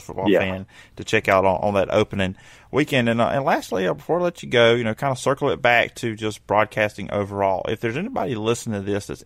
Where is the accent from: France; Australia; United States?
United States; the South; accent: southern; I get tired of my southern accent.